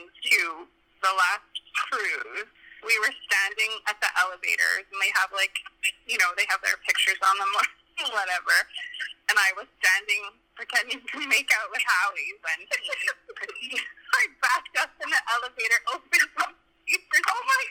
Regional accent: bottom corner of Alberta, Canada; now in Edmonton, Canada; my hometown is in the bottom corner of Alberta

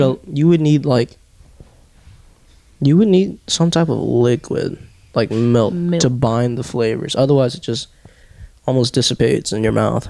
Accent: Tampa, Florida, United States; I'm from Tampa.

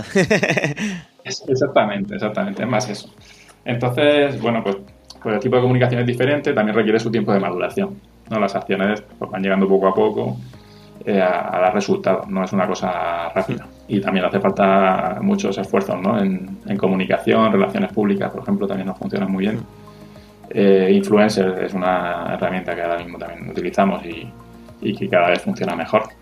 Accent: Region of Murcia, Spain; accent: Murcian; Disculpa mi acento murciano.

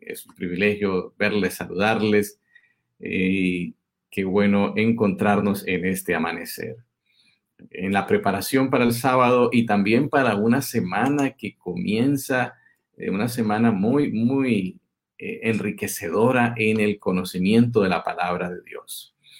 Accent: Colombia; yo soy colombiano, esta es mi casa

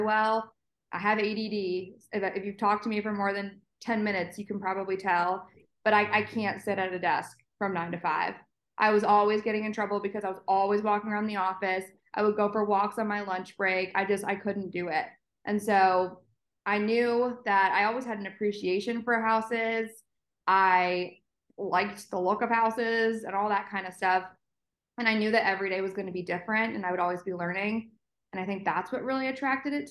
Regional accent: Ithaca, New York, United States; moved away as an adult; also born or lived in England; now in Atlanta, United States; I grew up in Ithaca, so central

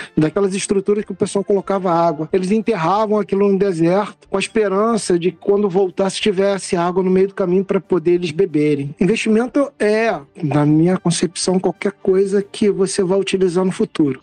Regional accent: Niterói, Rio de Janeiro, Brazil; eu sou de Niterói

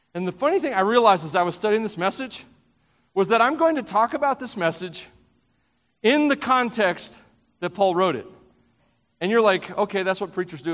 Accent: the South, United States; I'm from the South

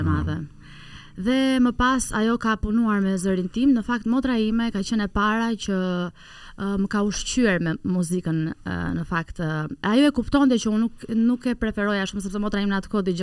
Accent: Tirana, Tirana County, Albania; unë un kam lindur në Tiran

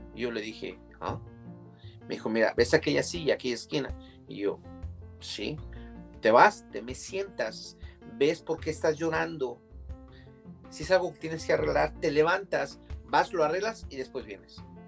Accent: Mexico City, Mexico; now in California, United States; Vengo de la Ciudad de México

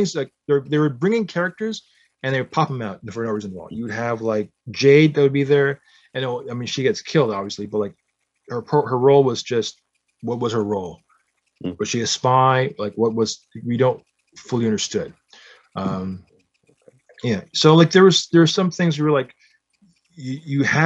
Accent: Canada; I was born in Canada.

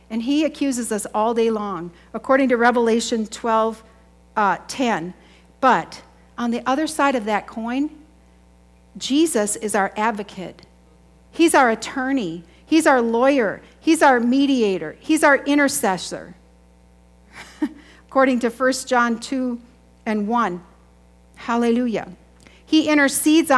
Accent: United States; I grew up in Chippewa

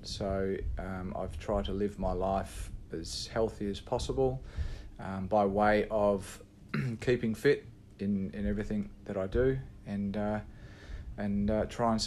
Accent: Perth, Western Australia, Australia; also born or lived in England / Sydney; I'm English born. I came to Australia when I was 8 years of age

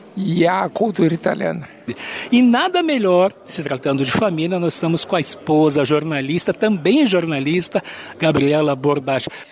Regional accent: Caxias, Brazil; now in Porto Alegre, Brazil; eu sou de Caxias

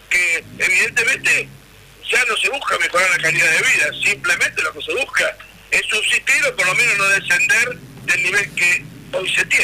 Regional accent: Argentina; also born or lived in Santa Cruz, Argentina

